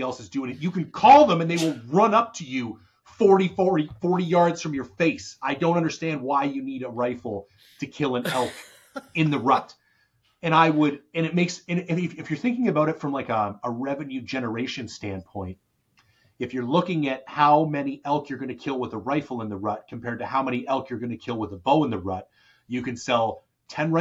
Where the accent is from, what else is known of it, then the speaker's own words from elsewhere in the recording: Canada; I'm a Canadian